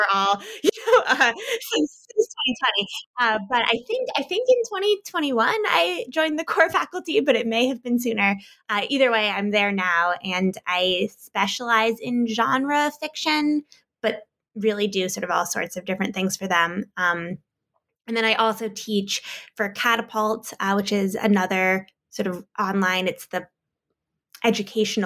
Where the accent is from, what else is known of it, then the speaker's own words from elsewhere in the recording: United States; moved away as an adult; also born or lived in Iowa; I grew up outside of Washington, D.C.